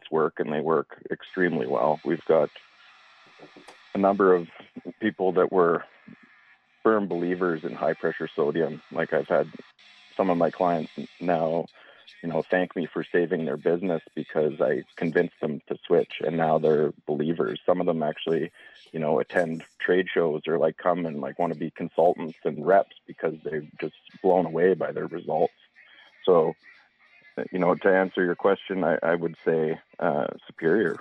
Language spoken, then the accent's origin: English; the Kootenays, British Columbia, Canada; also born or lived in Spokane Valley, Washington, United States; growing up in the Kootenays in the Spokane Valley